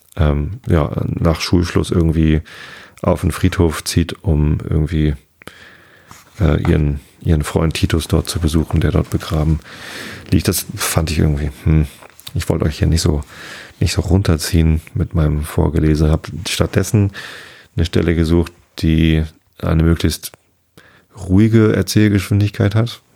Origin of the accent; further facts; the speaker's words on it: Wistedt, Lower Saxony, Germany; mein Heimatort Wistet